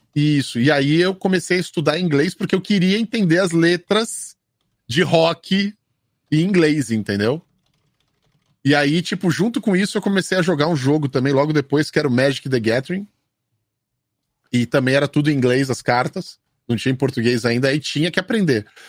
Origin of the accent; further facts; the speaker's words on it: São Paulo, Brazil; now in United States; eu sou um desses moleques que nasceu no centro de São Paulo, sabe? E viveu a vida inteira no centro de São Paulo.